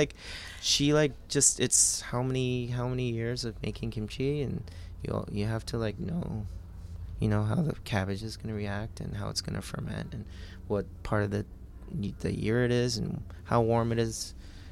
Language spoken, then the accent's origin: English; Eugene, Oregon, United States; moved away as an adult; also born or lived in New York; now in Portland, United States; I grew up in Eugene, Springfield area, where there wasn't a lot of Korean food to have except for my parents cooking